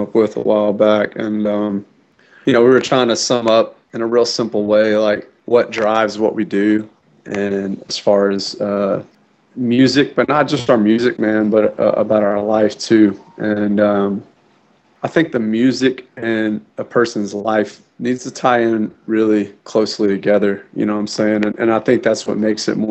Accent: New Orleans, Louisiana, United States; moved away; I was born in New Orleans, Louisiana, on the mouth of the Mississippi

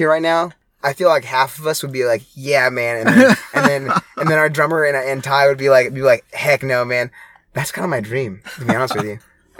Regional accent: Indiana, United States; I grew up in Southern Indiana.

